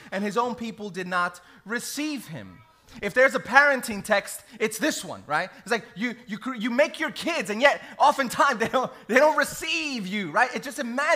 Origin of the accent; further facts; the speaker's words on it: New York City, New York, United States; I grew up in New York City